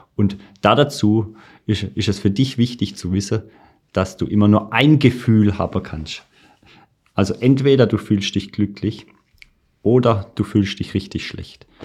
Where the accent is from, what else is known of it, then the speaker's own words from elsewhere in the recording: Birkenfeld, Baden-Württemberg, Germany; ich komme aus dem schönen Ort Birkenfeld in der Nähe von Pforzheim